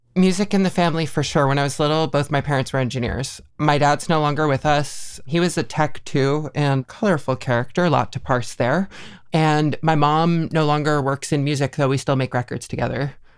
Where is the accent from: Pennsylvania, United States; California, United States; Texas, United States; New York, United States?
New York, United States; Mahopac; now in Northampton, United States; Mayapac, New York, or Putnam County